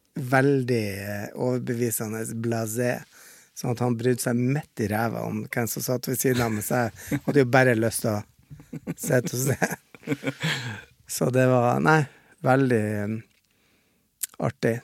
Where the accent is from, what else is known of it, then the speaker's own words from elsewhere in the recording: Bodø, Nordland, Norway; moved away; hjemme i Bodø så slåss jo mamma